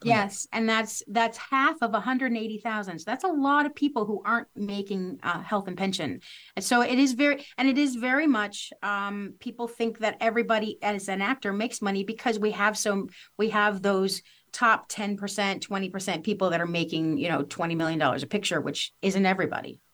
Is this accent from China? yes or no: no; Missouri, United States; moved away as an adult; also born or lived in Los Angeles; I grew up here in Missouri, went to, to Los Angeles and worked for several years